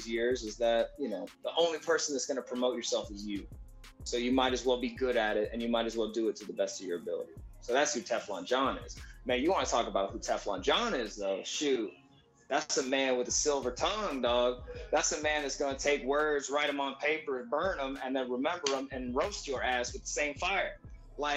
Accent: Texas, United States; also born or lived in San Antonio, Texas / Houston, Texas; I'm just a kid from Texas

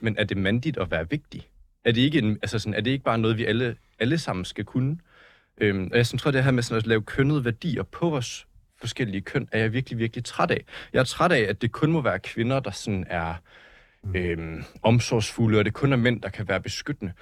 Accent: Slagelse, Zealand, Denmark; jeg er fra Slagelse

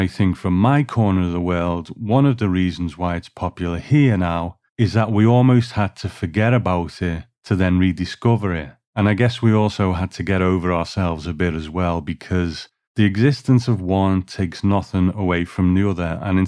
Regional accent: United Kingdom; as a British viewer

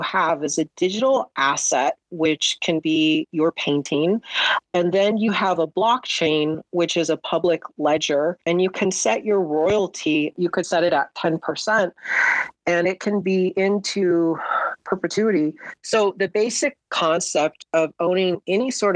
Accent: Los Angeles, California, United States; I was born in Southern California

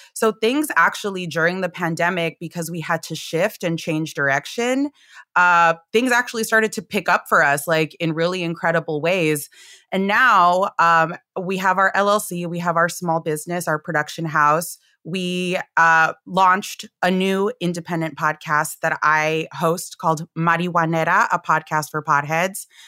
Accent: Los Angeles, California, United States; I'm a third gen Chicana from L A. I'm Mexican American.

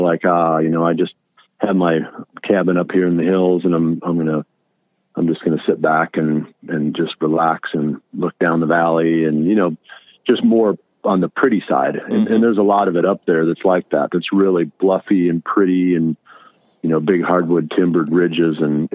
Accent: Allamakee County, Iowa, United States; I grew up in Almaquis County, which is the far northeast corner of Iowa

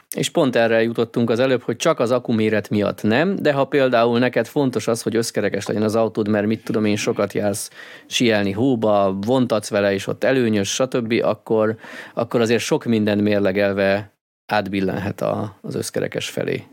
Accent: Hungary

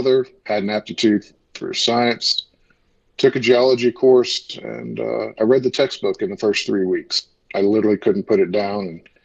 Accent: Brazoria, Texas, United States; now in Charlotte, United States; I'm originally from a small town south of Houston in Texas that not many people know of, but a little town of Brazoria

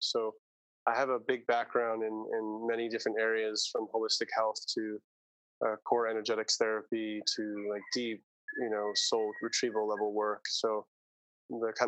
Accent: New York City, New York, United States; moved away as an adult; also born or lived in Ojai, California / Maui, Hawaii; now in Ubud, Indonesia; I grew up, I was born in Manhattan and raised in both Brooklyn and Staten Island, New York. So New York City

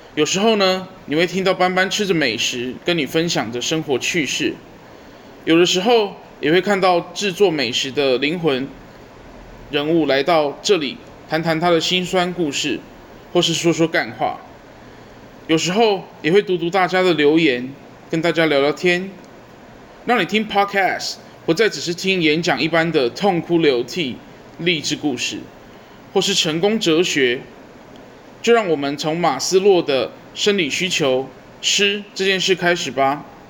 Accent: Kaohsiung, Taiwan; 一个来自高雄， 土生土长

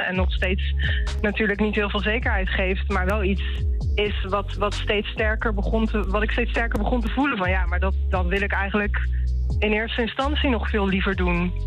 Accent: Rotterdam, South Holland, Netherlands; ik kom uit Rotterdam

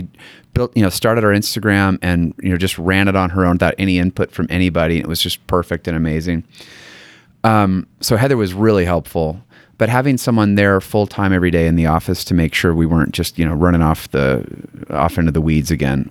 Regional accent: Connecticut, United States; born or raised there; now in Utah, United States

